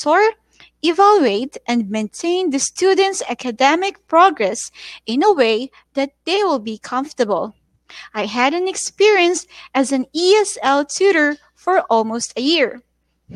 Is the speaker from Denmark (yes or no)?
no; Davao City, Davao Region, Philippines; coming all the way from Davao City, Philippines